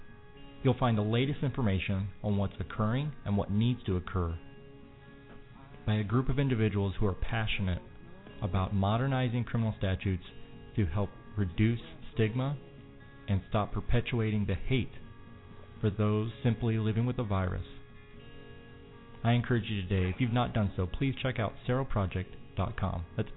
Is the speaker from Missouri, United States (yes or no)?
yes; Missouri, United States; my home state of Missouri.